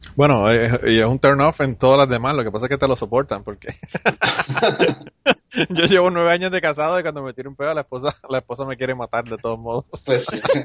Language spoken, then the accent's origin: Spanish; Utuado, Puerto Rico; Ese tiempo yo estaba en Utuado. Eh, vivía en Utuado, eh, que es en el centro de la isla. Y es como en, aquella época era como una hora y media de San Juan a Utuado. y yo iba a regresar para, para mi pueblo